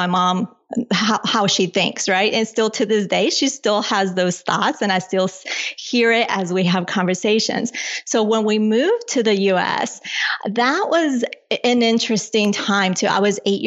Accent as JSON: {"language": "English", "country": "Colombia", "tie": "born or raised there", "moved": "yes", "lives_now": "United States", "said": "I was born in Colombia."}